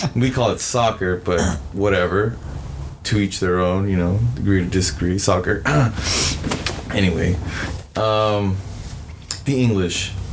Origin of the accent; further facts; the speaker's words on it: United States; being American